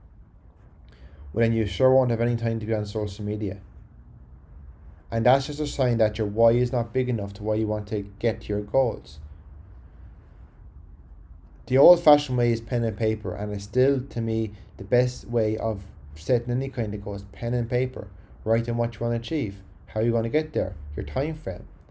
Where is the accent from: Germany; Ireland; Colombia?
Ireland; County Carlow; accent: Carlow; my Carlo accent